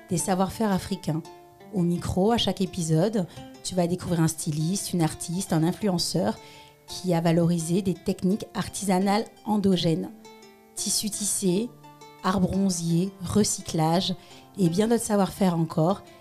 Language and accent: French; Strasbourg, Grand Est, France; moved away as an adult; also born or lived in Paris / Togo (paternal ancestry); Oui, je suis née à Strasbourg, en Alsace.